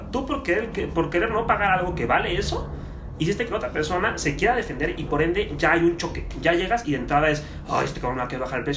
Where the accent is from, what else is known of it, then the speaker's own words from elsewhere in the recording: Mexico; tenemos como mexicanos esta mentalidad de, de chingarme al otro.